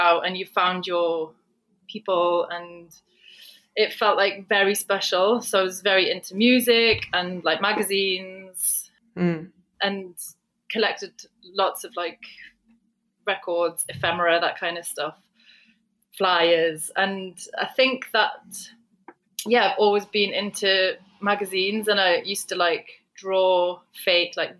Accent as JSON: {"language": "English", "area": "just outside of Newcastle", "region": "North East England", "country": "United Kingdom", "tie": "born or raised there", "said": "I grew up in just outside of Newcastle in the northeast"}